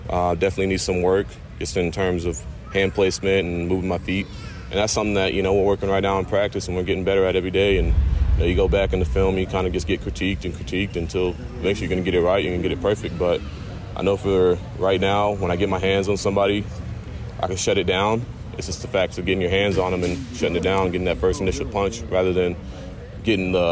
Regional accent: Texas, United States; And you know, I'm coming from Texas, you know, barbecue over there

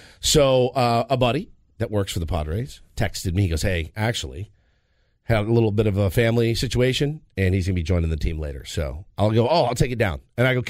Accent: Dallas, Texas, United States; I grew up in the Dallas-Fort Worth area

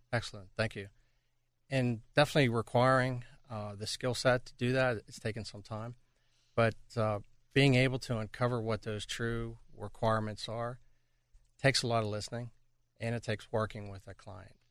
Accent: Pittsburgh, Pennsylvania, United States; moved away as an adult; back in my hometown of Pittsburgh

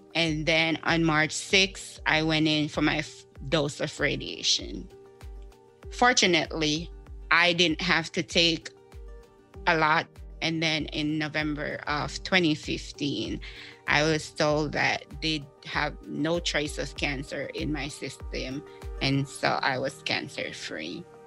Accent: Jamaica; moved away; I'm originally from Jamaica. I'm an island girl.

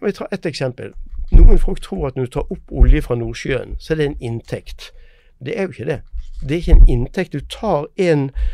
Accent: Norway; Vi merker det eh, selv her hjemme i Norge

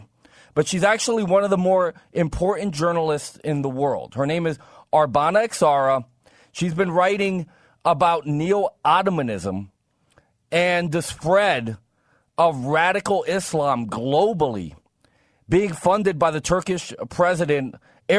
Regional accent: East Coast, United States; I'm a conservative from the East Coast

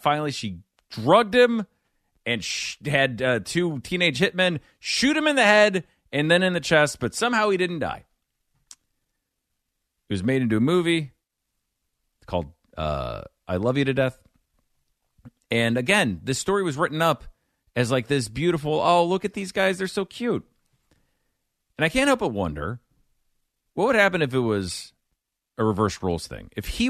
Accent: Midwest, United States; But I'm telling you, I grew up in the Midwest. We would have a week every February where things were nice.

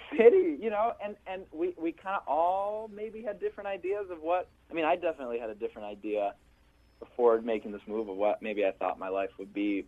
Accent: Milwaukee, Wisconsin, United States; this white kid speaking Spanish to his parents, Jewish, growing up in Milwaukee, Wisconsin

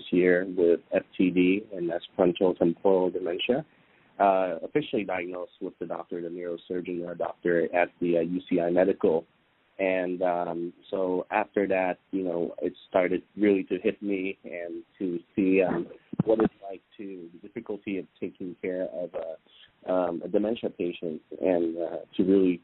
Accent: Vietnam; now in United States; I come from Vietnam

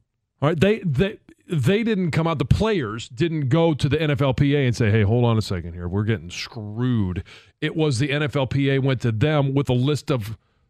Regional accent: Detroit, Michigan, United States; moved away; I'd always wanted to play for the Lions. I wanted to come home

